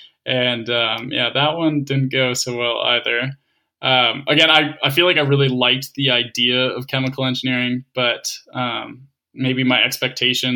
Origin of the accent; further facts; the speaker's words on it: Calgary, Alberta, Canada; moved away; growing up in Calgary